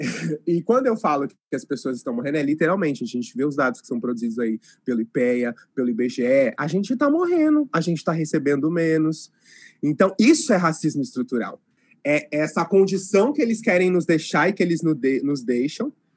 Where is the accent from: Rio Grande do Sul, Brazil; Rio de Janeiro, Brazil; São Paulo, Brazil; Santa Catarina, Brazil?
São Paulo, Brazil; interior of; moved away as an adult; now in Londrina, Brazil; Ah, sou do interior de São Paulo, mas moro em Londrina faz uns oito anos.